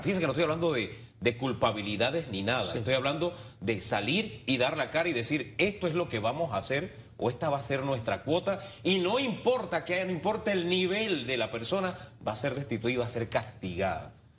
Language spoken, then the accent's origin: Spanish; Panama; yo, como panameño, todos los panameños